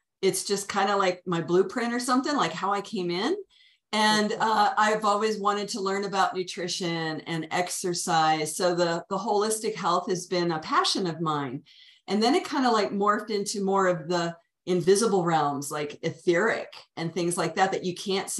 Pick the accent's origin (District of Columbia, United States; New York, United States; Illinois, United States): District of Columbia, United States; Washington; also born or lived in Virginia / Colorado; now in Santa Fe, United States; I'm originally from the Washington, D.C. metro area. I lived there for first third of my life.